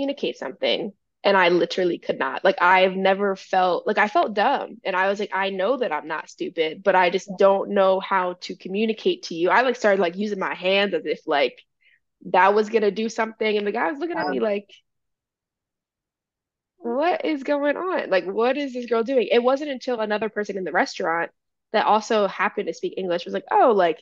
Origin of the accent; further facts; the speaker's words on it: United States; growing up in the United States